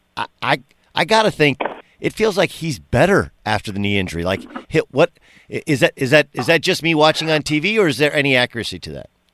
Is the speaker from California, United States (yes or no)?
yes; California, United States; I come from California